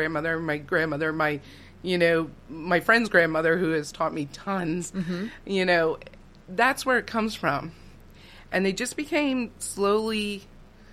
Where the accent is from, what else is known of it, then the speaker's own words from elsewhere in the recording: West Reading, Pennsylvania, United States; we moved from Reading to West Reading, where I grew up.